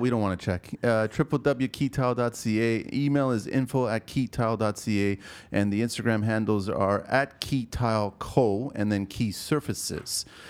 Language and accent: English; Canada; also born or lived in Pico, Azores, Portugal (family); I'm a Canadian